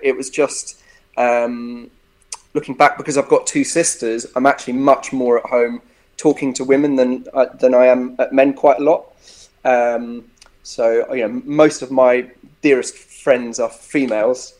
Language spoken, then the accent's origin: English; Epsom, South East England, United Kingdom; moved away; also born or lived in Bristol; grew up in, in Epsom. I was born in Epsom in Surrey.